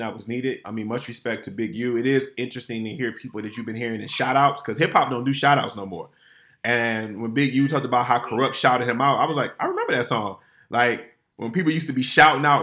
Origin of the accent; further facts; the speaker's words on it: Detroit, Michigan, United States; my hometown